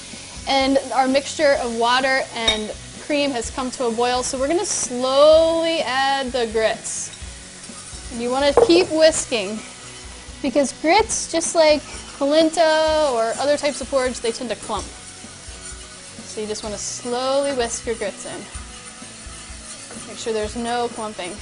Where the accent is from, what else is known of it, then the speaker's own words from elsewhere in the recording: Virginia, United States; Growing up in Virginia, we ate a lot of grits